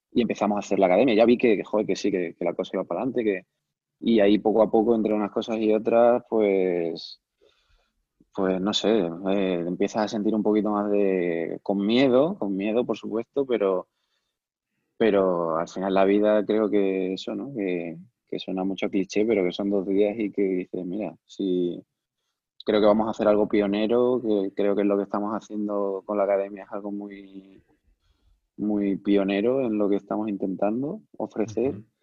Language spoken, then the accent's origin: Spanish; Cáceres, Extremadura, Spain; moved away as an adult; also born or lived in Macau / Valencia; yo soy de Cáceres